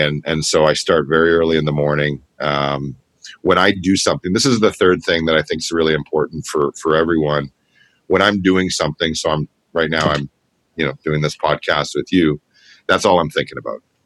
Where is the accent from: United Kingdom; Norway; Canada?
Canada; Toronto, Ontario; we grew up in Scarborough together uh, in the same neighborhood, Kingston Galloway